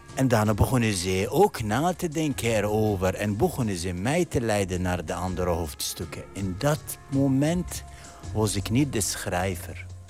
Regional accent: Iraq; Dutch is a second language; moved away as an adult; now in Netherlands; ik ben geboren in Irak in al die oorlog en ellende

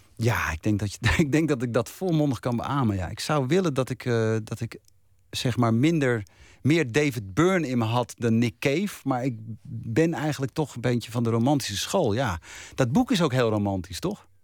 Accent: Bergen, North Holland, Netherlands; dorpje Bergen... waar ik ben geboren en opgegroeid.

